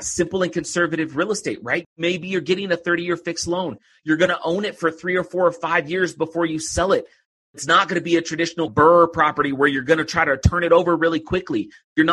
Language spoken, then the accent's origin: English; Oakland, California, United States; now in Utah, United States; I grew up just outside of Oakland